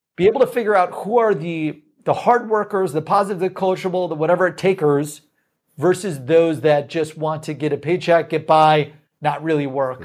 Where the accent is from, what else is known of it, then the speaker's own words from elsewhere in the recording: Midwest, United States; We're from the Midwest.